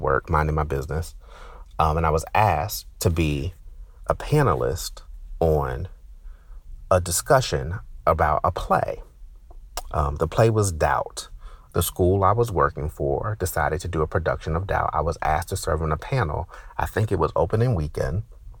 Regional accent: New Jersey, United States; growing up, I grew up in Jersey. I got New York television stations and news

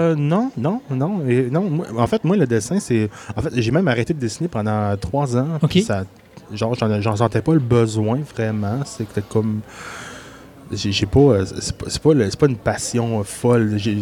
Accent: Quebec City region, Canada; also born or lived in Gaspésie; je suis né en Gaspésie. Mais j'ai passé la majorité de ma vie dans la région de Québec.

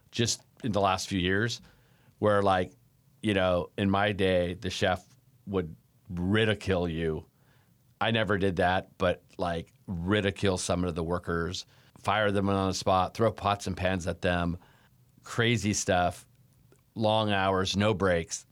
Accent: Davis, California, United States; also born or lived in North Dakota; Well, I was born in North Dakota, and when I was one years old, my parents moved to Davis, California

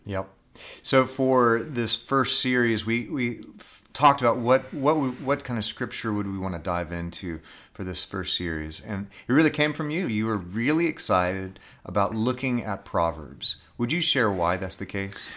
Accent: Dallas, Texas, United States; I grew up in Dallas, Texas

